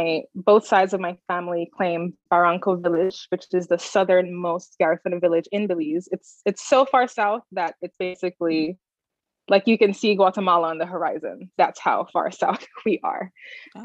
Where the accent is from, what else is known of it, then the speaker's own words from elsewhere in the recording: Jamaica; Growing up in Jamaica, especially going to high school in Jamaica and being elsewhere, at home with my parents, we had the music and my mom took very great care to make sure that I knew our history.